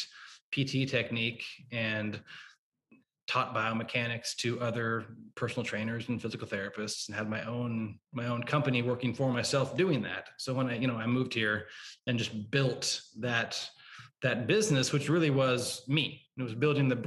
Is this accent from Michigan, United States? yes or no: no; Oklahoma, United States; now in Chicago, United States; I'm from Oklahoma originally. Wow. So a suburb just north of Oklahoma City.